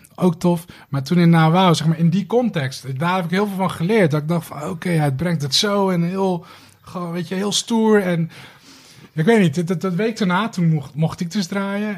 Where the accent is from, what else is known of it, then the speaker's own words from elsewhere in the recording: Rotterdam, South Holland, Netherlands; Rotterdam-West. Vlakbij waar ik opgegroeid ben, Schiemond.